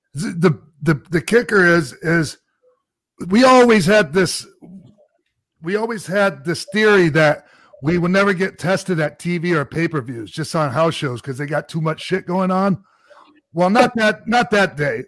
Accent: Tampa, Florida, United States; also born or lived in Minnesota; It was my hometown too. I'm Tampa boy

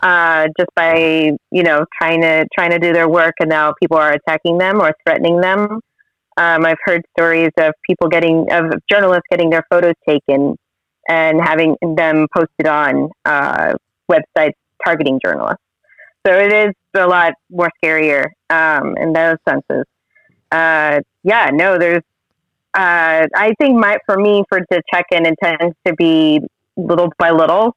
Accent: Florida, United States; I'm originally from Florida

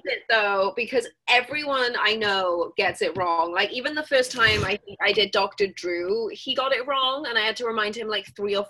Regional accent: Swansea, Wales, United Kingdom; I was born in Singleton Hospital in Swansea, which is a little industrial coal mining town in South Wales. It's one of 3 cities in South Wales.

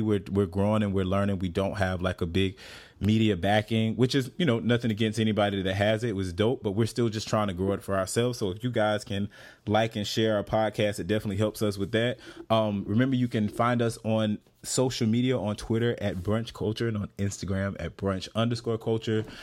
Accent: the South, United States; I'm from the South.

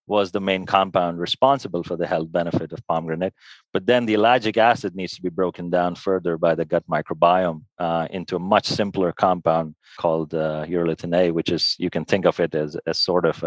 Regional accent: India; moved away as an adult; also born or lived in United States; now in Switzerland; I'm Indian by origin. So moving from India to the US where I did my medical training and research training, and then to Switzerland

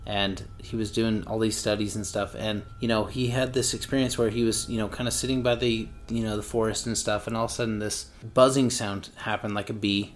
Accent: Utah, United States; we're from Utah

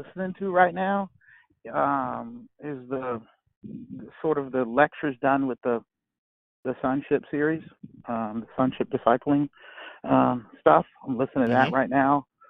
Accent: Charleston, South Carolina, United States; now in Charlotte, United States; I'm from Charleston, South Carolina, born and raised

